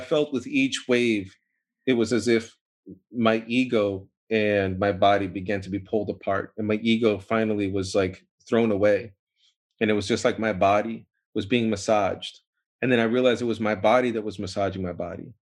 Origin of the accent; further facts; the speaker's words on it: New York, United States; also born or lived in Boston; I was born in New York